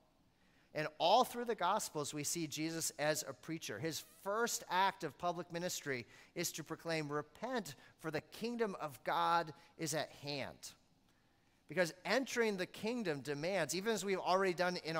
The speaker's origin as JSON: {"language": "English", "region": "Maine", "country": "United States", "tie": "born or raised there", "said": "I grew up in Maine"}